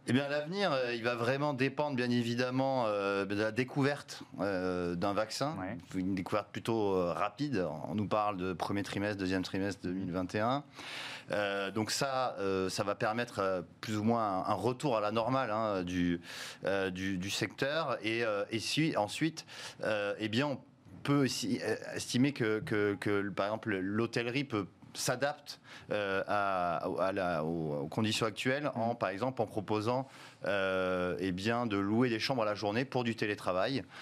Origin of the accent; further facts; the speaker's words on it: France; chez nous en France